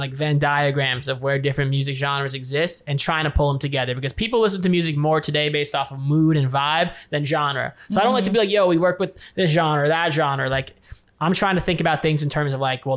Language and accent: English; New York City, New York, United States; now in California, United States; I grew up in New York City originally. I live in California now